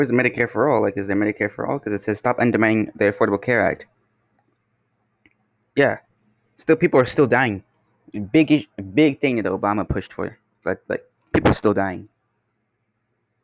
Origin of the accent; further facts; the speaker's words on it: Canada; I'm here from Canada